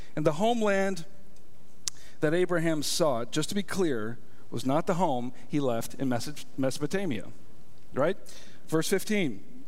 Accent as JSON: {"language": "English", "country": "United States", "said": "I am an American citizen."}